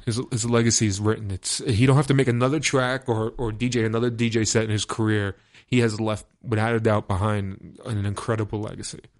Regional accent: New York City, New York, United States; I'm from Brooklyn

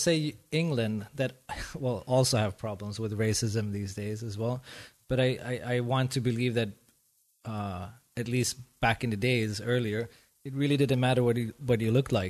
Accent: Sweden; moved away as an adult; also born or lived in Iran; now in Berlin, Germany; I'm from Iran and I grew up in Sweden.

